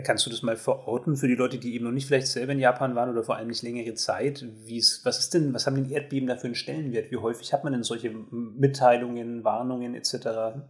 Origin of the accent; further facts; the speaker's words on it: Germany; ich als Deutscher